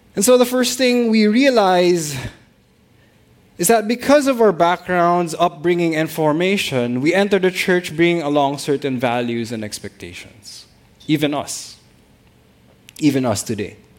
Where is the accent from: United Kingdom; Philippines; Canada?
Philippines; all of us being even being Filipino pastors